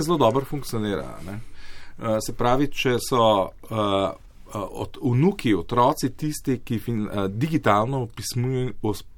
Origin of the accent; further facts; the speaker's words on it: Slovenia; Slovenci smo